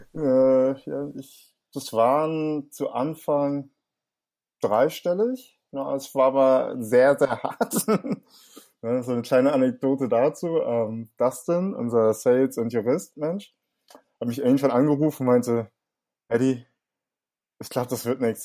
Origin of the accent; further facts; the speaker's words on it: Hamburg, Germany; accent: Hamburger Slang; ich bin in Langhorn aufgewachsen, im Norden von Hamburg